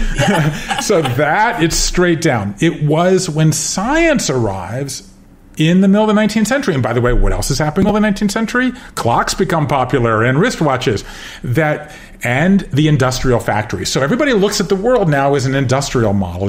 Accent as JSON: {"language": "English", "region": "Georgia", "country": "United States", "tie": "born or raised there", "also_born_or_lived": "Connecticut, United States / Japan", "moved": "as an adult", "said": "I grew up in Georgia and I left there in the uh, 80s and went to Yale"}